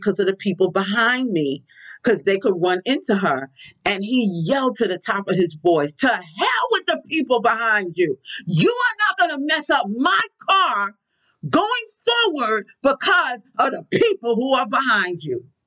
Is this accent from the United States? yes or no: yes; New York City, New York, United States; I'm from Brooklyn